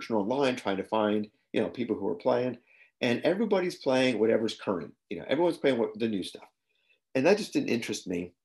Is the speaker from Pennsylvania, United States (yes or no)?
yes; Pennsylvania, United States; I'm from Pennsylvania in the U.S.